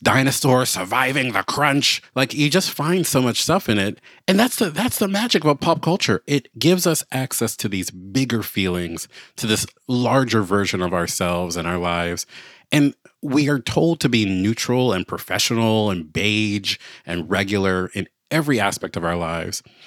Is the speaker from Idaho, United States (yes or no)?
no; Baltimore, Maryland, United States; moved away as an adult; I moved back to my hometown of Baltimore